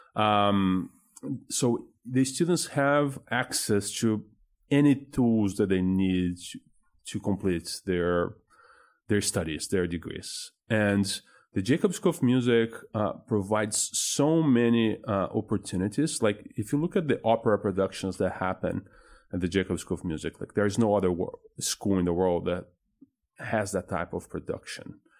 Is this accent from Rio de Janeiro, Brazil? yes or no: no; São Paulo, Brazil; now in Indianapolis, United States; I'm originally from Brazil. from, uh, São Paulo in there